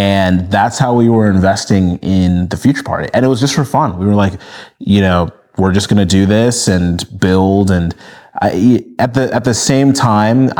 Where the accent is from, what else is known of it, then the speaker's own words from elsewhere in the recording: Minnesota, United States; moved away as an adult; also born or lived in Nigeria; now in Los Angeles, United States; I was born in Nigeria, and then I grew up in Minnesota.